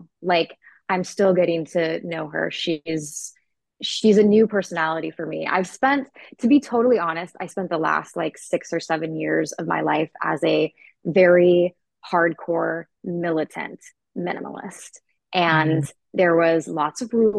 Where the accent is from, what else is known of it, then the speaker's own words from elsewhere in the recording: Maple Valley, Washington, United States; moved away as an adult; now in Scottsdale, United States; I was raised in the suburbs outside of Seattle in a small town called Maple Valley